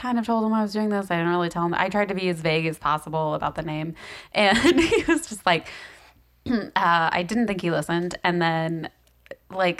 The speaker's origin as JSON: {"language": "English", "region": "the South", "country": "United States", "said": "I am from the south, but I have family in Ohio"}